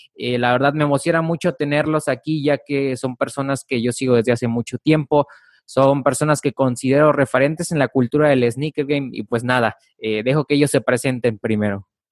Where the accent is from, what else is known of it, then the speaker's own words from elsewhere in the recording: Mexico; yo no soy de la Ciudad de México yo se puede decir que soy, eh, soy de provincia